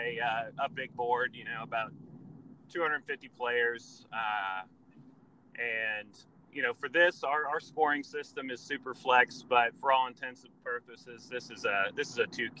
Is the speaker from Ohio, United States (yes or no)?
yes; Columbus, Ohio, United States; moved away as an adult; now in Baltimore, United States; I'm from Columbus, Ohio